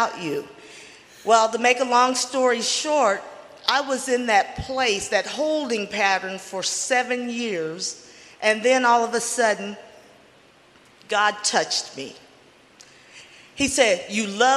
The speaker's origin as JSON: {"language": "English", "region": "Arkansas", "country": "United States", "moved": "as an adult", "lives_now": "Oregon, United States", "said": "where I come from, I'm from Arkansas"}